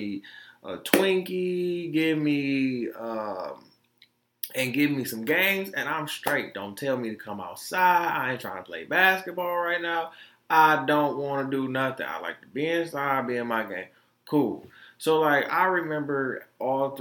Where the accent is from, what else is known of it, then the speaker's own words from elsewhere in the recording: Detroit, Michigan, United States; also born or lived in Florida; I was born in Florida, raised in Detroit